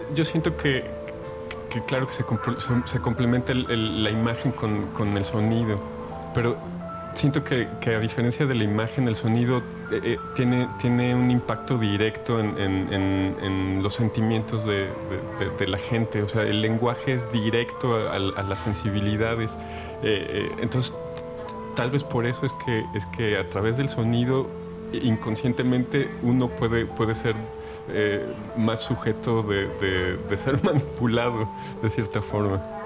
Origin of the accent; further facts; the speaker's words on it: Mexico; como mexicanos del siglo XXI